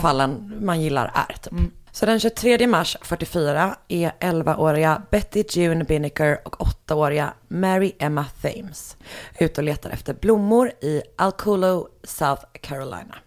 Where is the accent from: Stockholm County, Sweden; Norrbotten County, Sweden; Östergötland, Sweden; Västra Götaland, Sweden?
Västra Götaland, Sweden; Gothenburg; jag är från Göteborg.